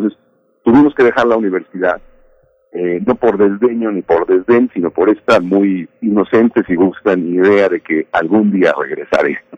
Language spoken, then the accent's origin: Spanish; Mexico; yo me lo aviento solito, no se preocupe, somos mexicanos, sí podemos.